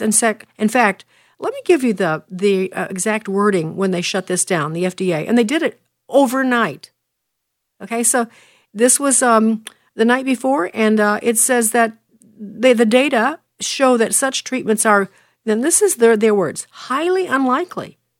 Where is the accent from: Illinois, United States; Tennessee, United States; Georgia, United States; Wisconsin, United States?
Illinois, United States; Chicago; my hometown of Chicago.